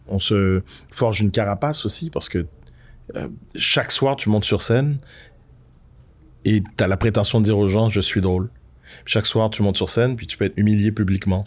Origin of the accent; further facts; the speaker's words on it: Quebec, Canada; quand j'étais gamin au Québec